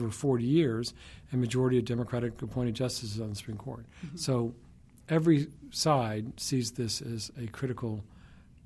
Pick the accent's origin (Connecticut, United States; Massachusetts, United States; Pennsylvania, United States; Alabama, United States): Alabama, United States; I grew up in Alabama in the 1960s